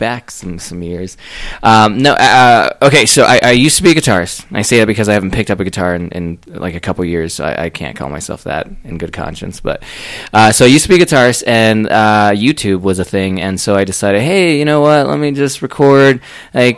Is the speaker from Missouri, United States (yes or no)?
no; Florida, United States; now in Colorado Springs, United States; I'm from Florida